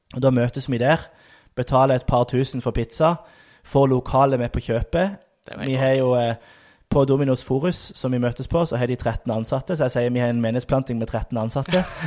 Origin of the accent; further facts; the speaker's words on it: Lyngdal, Agder, Norway; moved away as an adult; also born or lived in Tromsø; now in Sandnes, Norway; jeg kommer fra Lyngdal, vokste opp i Misjonskirka i Lyngdal som barn, som ungdom